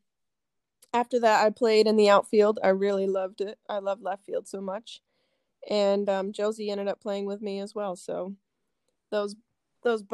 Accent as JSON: {"language": "English", "country": "United States", "tie": "born or raised there", "said": "born and raised in Hewelton, I have so much Purple Pride. I love Hewelton"}